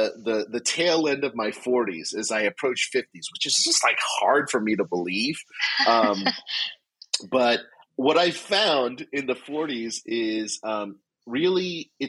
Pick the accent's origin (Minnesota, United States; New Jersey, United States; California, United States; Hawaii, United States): New Jersey, United States; born and raised in Jersey. God's doing this tremendous thing through Liquid Church to my home state